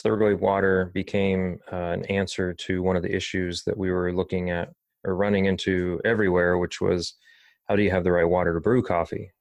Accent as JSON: {"language": "English", "town": "Dayton", "region": "Ohio", "country": "United States", "tie": "born or raised there", "also_born_or_lived": "Pasadena, California", "said": "I think I was three years old when I moved to Ohio 'cause I was born in Pasadena, uh, California. Um, but being in Dayton kinda always resonated with me"}